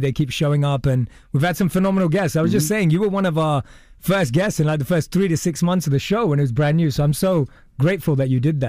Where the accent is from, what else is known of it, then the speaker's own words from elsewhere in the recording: London, United Kingdom; But I was born and raised in London, and I would go in my teens to go and hear from people who'd gone from nothing to something.